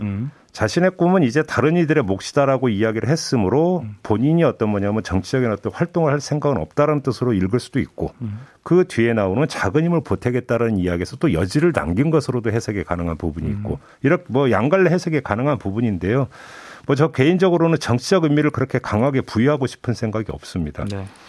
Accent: Daegu, South Korea; 저의 고향인 대구의

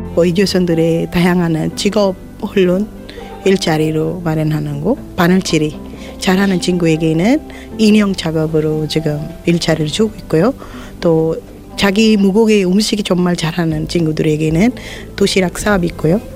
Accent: Sri Lanka; Korean is a second language; moved away as an adult; now in South Korea; 스리랑카에서 왔고요. 한국에 온 지 17년 되는

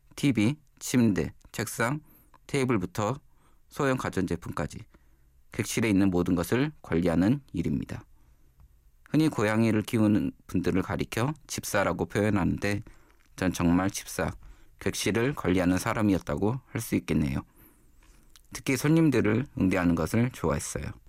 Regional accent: Gwangju, South Korea; moved away as an adult; also born or lived in Jeju; now in Seoul, South Korea; 태어나 자란 곳은 광주입니다.

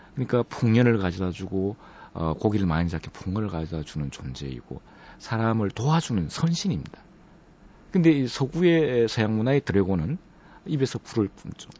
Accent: Andong, North Gyeongsang, South Korea; moved away; 제가 안동이 고향인데 어릴 때부터 살아왔던

